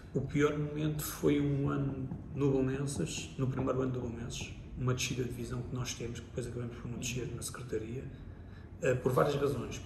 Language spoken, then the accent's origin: Portuguese; Lisbon, Portugal; cresci em Lisboa, porque sou de Lisboa